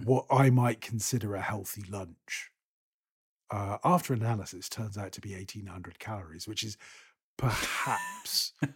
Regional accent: Scotland, United Kingdom; I am a Scot

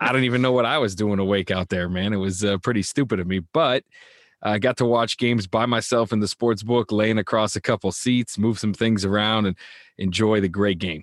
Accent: United States; I'm an American

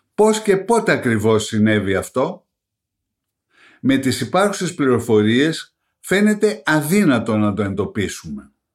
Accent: Greece; ως Έλληνες

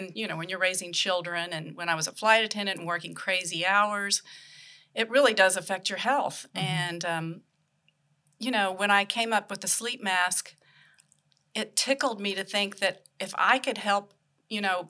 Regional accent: Oklahoma, United States; also born or lived in New York; now in Asheville, United States; I'm from Oklahoma originally

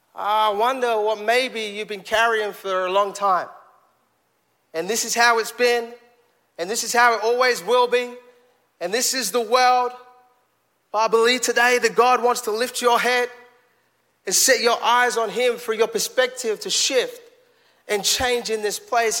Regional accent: London, United Kingdom; now in Fayetteville, United States; we're growing up in East London

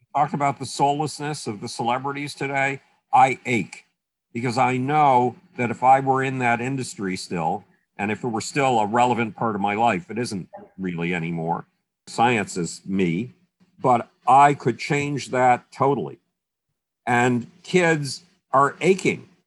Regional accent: Buffalo, New York, United States; moved away; my hometown of Buffalo

